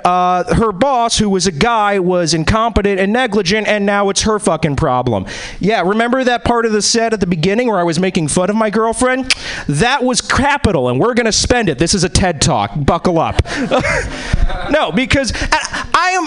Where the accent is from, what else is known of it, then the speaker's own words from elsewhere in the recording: East Coast, United States; also born or lived in Boston / New York; now in Seattle, United States; I'm originally I was born and bred in the East Coast.